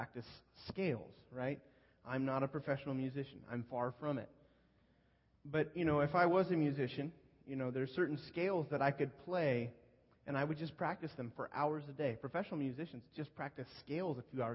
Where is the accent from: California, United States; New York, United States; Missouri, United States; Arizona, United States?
California, United States; Northern; moved away; I grew up in Northern California